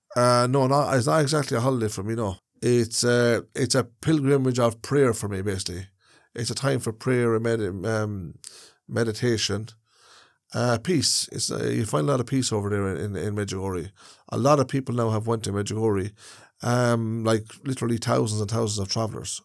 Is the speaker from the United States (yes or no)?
no; Ireland; travelers are a part of Irish society. They are, we are Irish people